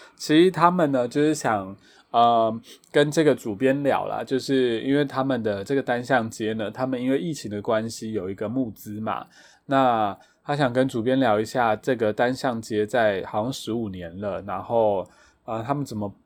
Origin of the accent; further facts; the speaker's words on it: Taitung County, Taiwan; 我个人没有在部落长大，但是我是台东人